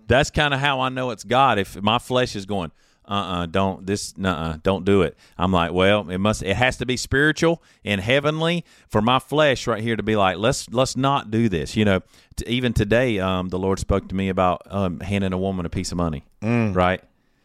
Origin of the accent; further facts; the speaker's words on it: Mount Holly, United States; I'm from Mount Holly.